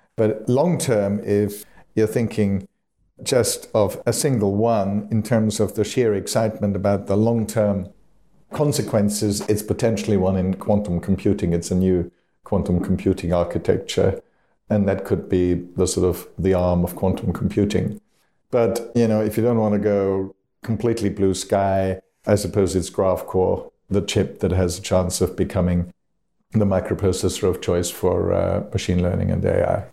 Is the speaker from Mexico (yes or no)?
no; Austria; moved away; back in my home country of Austria.